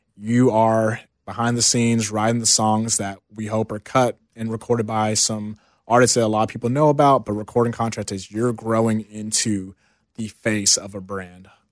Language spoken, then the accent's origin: English; Houston, Texas, United States; Houston, Texas, born and raised